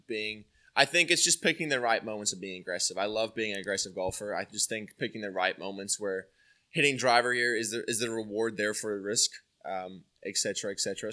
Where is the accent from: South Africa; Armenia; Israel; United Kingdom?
South Africa; moved away as an adult; now in Atlanta, United States; grew up from a small beach, beach town, um, and, uh, obviously it was really, it still is very golf orientated. So I'm, like, a little Pinehurst in South Africa where I'm from